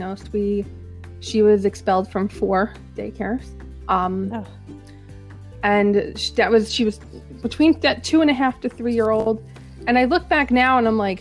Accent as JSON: {"language": "English", "region": "New Jersey", "country": "United States", "said": "I'm from New Jersey"}